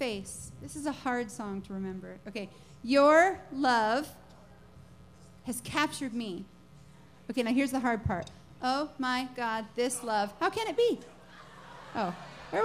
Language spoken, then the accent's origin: English; Nashville, Tennessee, United States; I'm from Nashville